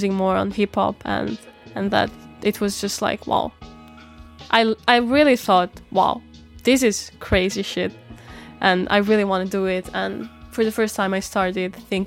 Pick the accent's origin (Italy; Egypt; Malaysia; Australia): Italy; northern Italy; moved away as an adult; also born or lived in Denmark / Albania; now in Copenhagen, Denmark; until I was 19 years old, I've been growing up in Italy, in the north of Italy